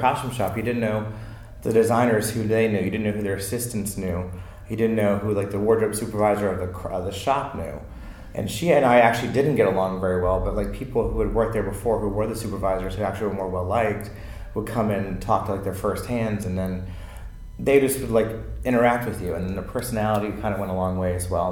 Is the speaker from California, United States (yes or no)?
no; Potomac, Maryland, United States; moved away as an adult; I'm from Maryland, Potomac, Maryland